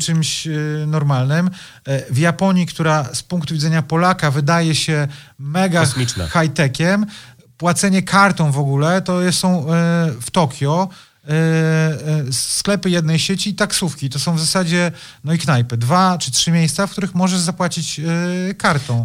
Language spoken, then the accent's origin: Polish; Poland; jestem z Polski